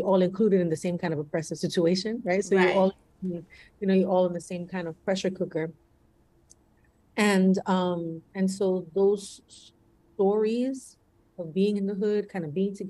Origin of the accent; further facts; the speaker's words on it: New York City, New York, United States; I was born and raised in the Bronx. I'm Puerto Rican